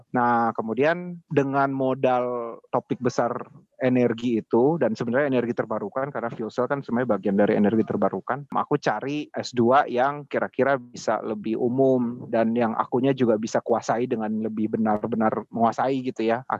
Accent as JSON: {"language": "Indonesian", "region": "Jakarta", "country": "Indonesia", "tie": "born or raised there", "said": "aku dulu um, lahir dan besar di Jakarta, kemudian SD, SMP, SMA di Jakarta sih."}